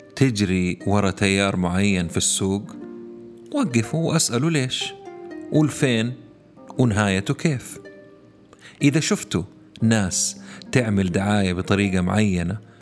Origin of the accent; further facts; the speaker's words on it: Saudi Arabia; عندنا هنا في السعودية